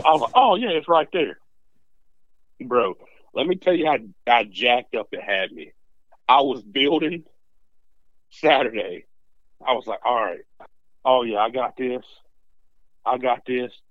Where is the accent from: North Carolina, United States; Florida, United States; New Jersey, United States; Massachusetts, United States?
North Carolina, United States; Statesville; Statesville is, like, basically, it's my hometown